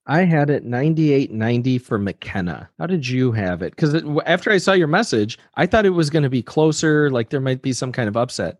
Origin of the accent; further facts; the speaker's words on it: United States; I'm an American